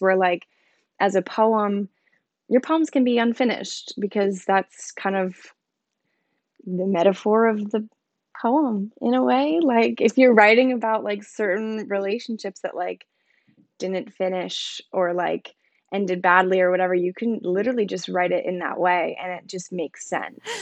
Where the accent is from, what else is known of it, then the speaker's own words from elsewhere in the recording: New Jersey, United States; moved away as an adult; now in Brooklyn, New York, United States; born and raised in New Jersey, South Jersey, like, closer to Philly